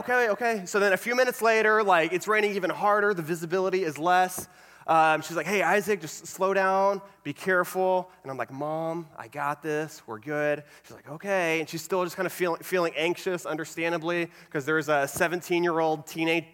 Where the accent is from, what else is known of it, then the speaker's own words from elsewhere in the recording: Alvin, Texas, United States; moved away as an adult; now in Florida, United States; I grew up in a small town called Alvin, which is a little south of Houston